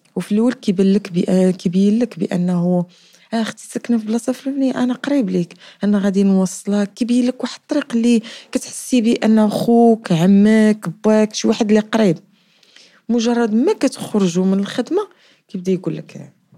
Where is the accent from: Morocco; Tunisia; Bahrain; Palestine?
Morocco; Casablanca, Casablanca-Settat; من مواليد الدار البيضاء